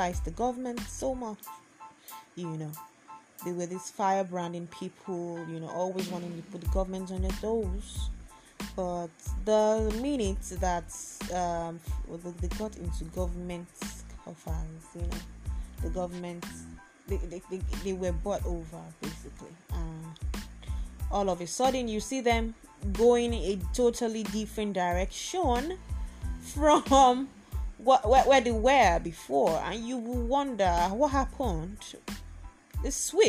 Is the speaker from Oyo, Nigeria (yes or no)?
no; Lagos, Nigeria; I'm a Nigerian, I'm a Lagosian